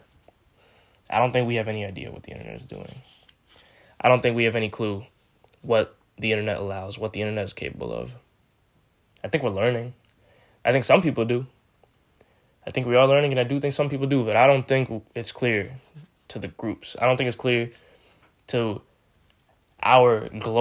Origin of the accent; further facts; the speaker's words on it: New York, United States; I'm a New Yorker. I live in New York.